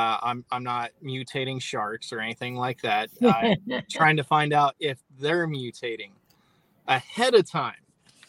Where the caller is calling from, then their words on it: Corpus Christi, Texas, United States; Corpus Christi, Texas.